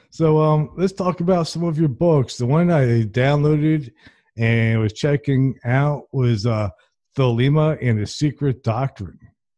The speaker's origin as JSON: {"language": "English", "town": "Princeton", "region": "New Jersey", "country": "United States", "moved": "yes", "lives_now": "Alabama, United States", "said": "I'm from Princeton, but... You know, I'm also familiar with the Italian section of Trenton, New Jersey."}